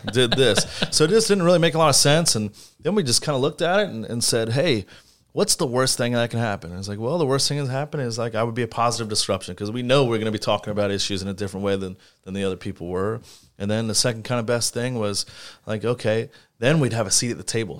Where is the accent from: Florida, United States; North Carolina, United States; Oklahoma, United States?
Florida, United States; St. Petersburg; running for mayor of my hometown